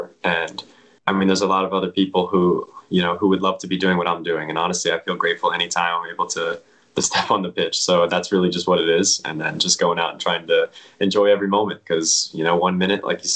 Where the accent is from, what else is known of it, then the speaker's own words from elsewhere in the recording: Pennsylvania, United States; moved away; my hometown, you know, club and academy, PA Classics